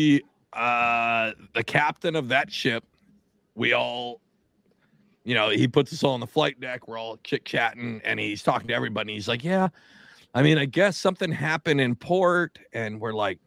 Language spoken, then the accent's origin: English; Tacoma, Washington, United States; moved away as an adult; now in New Jersey, United States; I grew up in Tacoma, so south